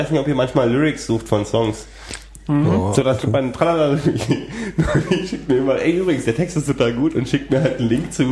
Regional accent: Frankfurt, Germany; in meiner Stadt, wo ich aufgewachsen bin, in Frankfurt

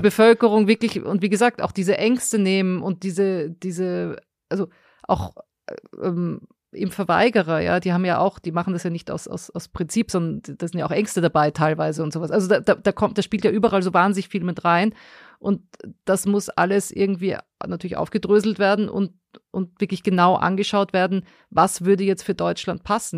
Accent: Austria; moved away; bei uns in Österreich

